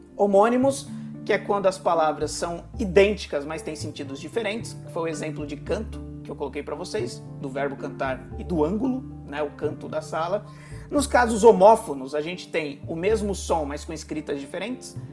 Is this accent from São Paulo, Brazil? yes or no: yes; São Paulo, Brazil; em São Paulo, a gente costuma usar o mas da mesma forma na oralidade